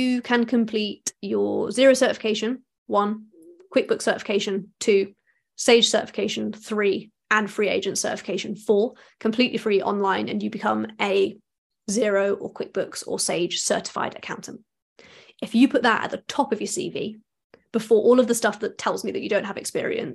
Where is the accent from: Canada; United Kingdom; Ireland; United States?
United Kingdom; as British people